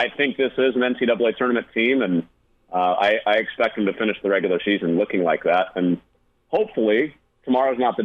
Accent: Chicago, Illinois, United States; as a Chicagoan that's used to the Wrigley Field bathroom setup

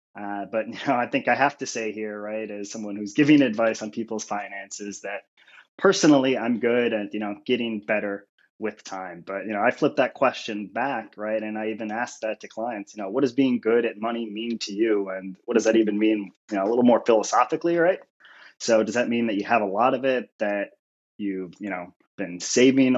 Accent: Buffalo, New York, United States; moved away as an adult; also born or lived in Philadelphia / Penn State; born and raised in Buffalo, New York

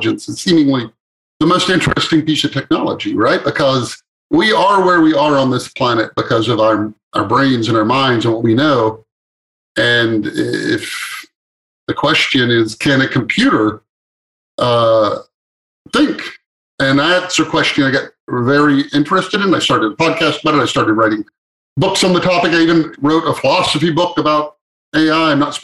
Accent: East Texas, United States; moved away as an adult; also born or lived in West Coast; I grew up on a farm in East Texas

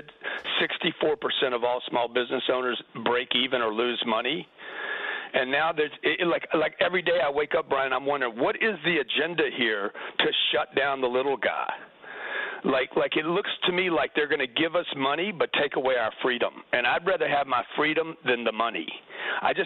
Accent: Lake Charles, Louisiana, United States; I grew up in Lake Charles, Louisiana

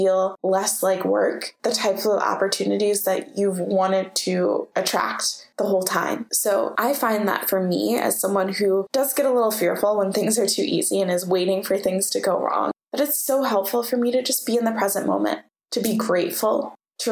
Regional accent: United States; growing up in America, we have this obsession with struggle

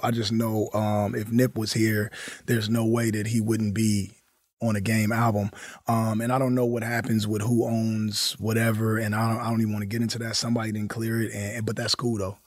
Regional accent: Compton, California, United States; I was from the West Coast

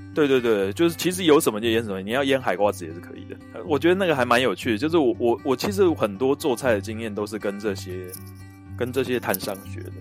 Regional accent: Taipei, Taiwan; 尤其是像我是西门町的人

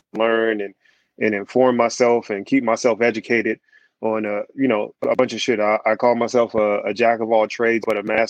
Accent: Washington, District of Columbia, United States; now in San Diego, United States; I'm originally from Washington, D.C., but I've been here in San Diego since the year 2000

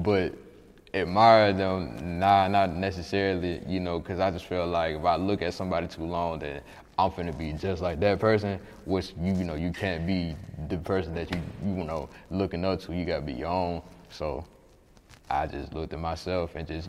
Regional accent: Atlanta, Georgia, United States; moved away as an adult; now in Huntsville, United States; I may move back here to my hometown

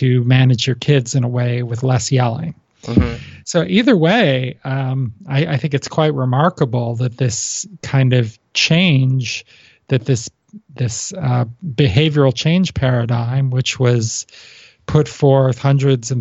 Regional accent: East Coast, United States; now in West Coast, United States; I grew up on the East Coast

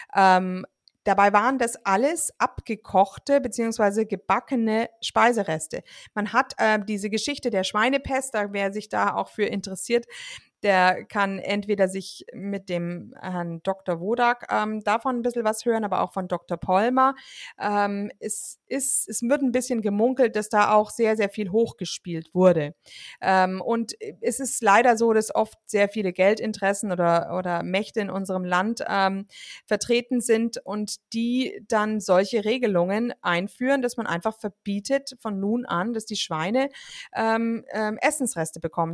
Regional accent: Germany; bei uns in Deutschland

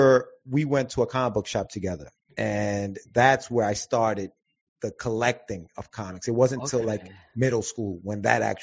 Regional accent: Yonkers, New York, United States; also born or lived in Guayaquil, Ecuador / Queens, New York; I was born in Guayaquil, Ecuador. And I came to the States in about 1984, bro. Like, I came back, and I originally came to Queens, Jamaica, Queens, okay. And then we moved to Yonkers, New York, and I've been in Yonkers ever since.

